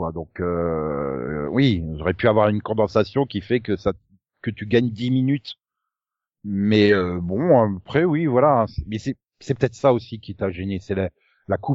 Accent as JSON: {"language": "French", "country": "France", "said": "Au bout d'un moment, t'en as marre aussi, toi, en tant que française, de cette vision-là."}